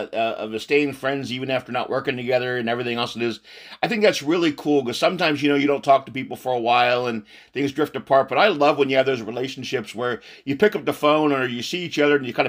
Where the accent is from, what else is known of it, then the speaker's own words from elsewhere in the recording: San Antonio, Texas, United States; I'm originally a Texas San Antonio boy.